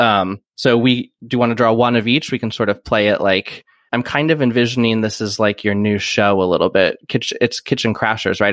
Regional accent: Iowa, United States; I, I grew up in Iowa

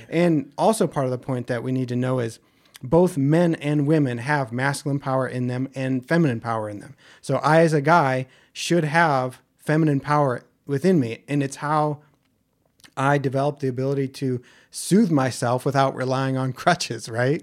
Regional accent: Ohio, United States; where I grew up in Ohio

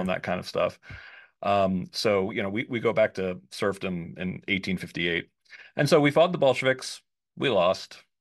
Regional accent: suburbs of New York, United States; now in Washington, D.C., United States; I was born in New York, but I grew up in the burbs

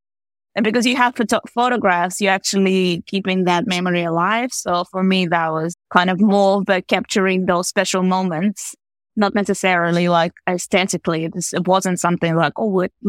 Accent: Latvia; moved away as an adult; now in Auckland, New Zealand; So I was born in Latvia in the 80s. So it's actually, yeah, so I spent quite a long time in Latvia. So actually 20 years growing up there.

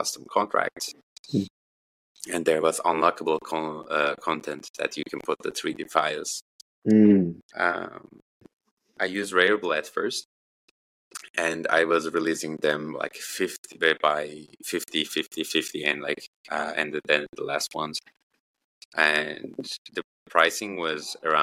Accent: northeast Turkey, Turkey; I had to go back to my hometown, which is in the northeast of Turkey.

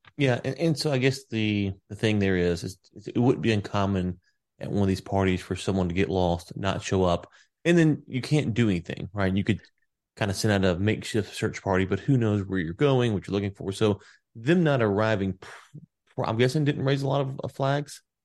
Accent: the South, United States; I'm from the South

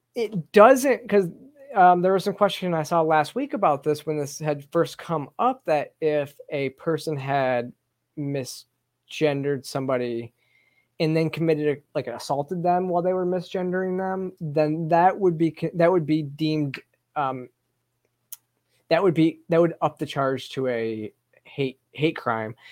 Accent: Michigan, United States; now in Georgia, United States; this is my home state. I, am from Michigan and still have a lot of family in Michigan

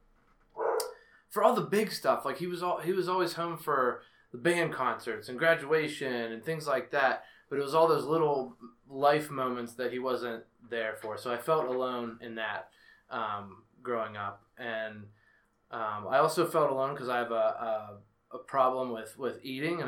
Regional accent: Penn Hills, Pennsylvania, United States; I grew up in Penn Hills, suburb of Pittsburgh

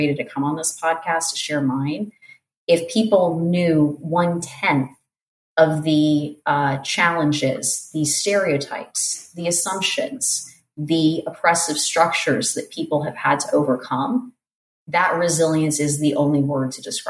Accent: South Florida, United States; moved away as an adult; also born or lived in Portland, Oregon; I'm from South Florida

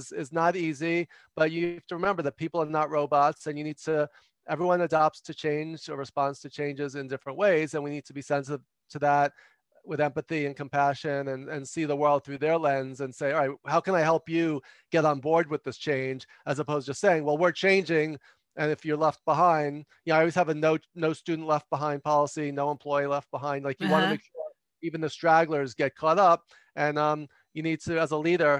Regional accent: New York City, New York, United States; I'm from New York

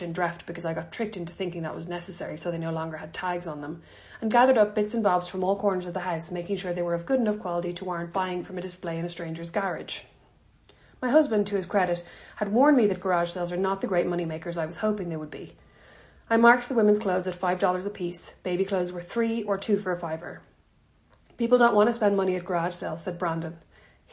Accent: Ireland; moved away; I'm Irish

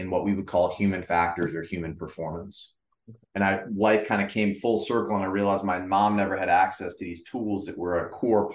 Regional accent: Cleveland, Ohio, United States; when I grew up, I was from Cleveland, Ohio, and was very fortunate as a kid

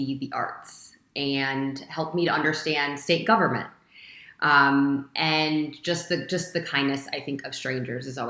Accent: Toledo, Ohio, United States; I'm from Toledo, Ohio

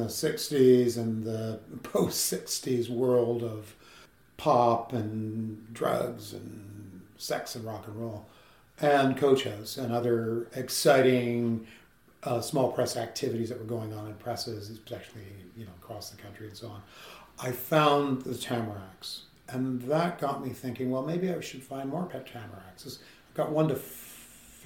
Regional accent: London, Ontario, Canada; moved away as an adult; also born or lived in Montreal; back to London, Ontario, my hometown

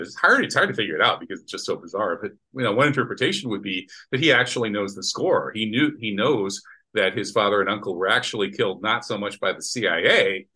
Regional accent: United States; I'm American

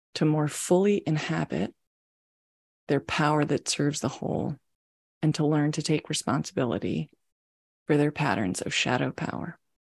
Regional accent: Maryland, United States; moved away as an adult; also born or lived in Washington, D.C.; now in San Francisco Bay Area, United States; I was born in Washington, D.C., in the United States, and grew up just outside of D.C. in Maryland

